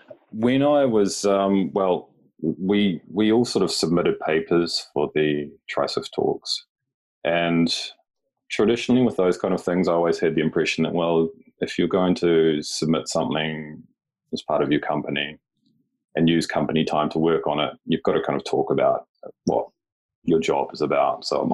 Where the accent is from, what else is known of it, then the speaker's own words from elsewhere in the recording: New Zealand; now in Japan; Yeah, so I currently live and work in Japan. I'm from New Zealand